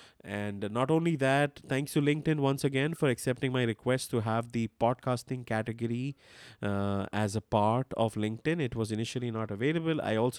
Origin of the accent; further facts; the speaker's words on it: India; English is a second language; I'm not from Germany. I am from India. A lot of people misunderstand my accent thinking I'm German. I'm not.